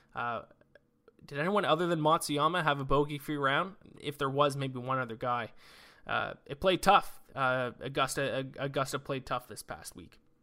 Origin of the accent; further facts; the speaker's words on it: Canada; we are Canadian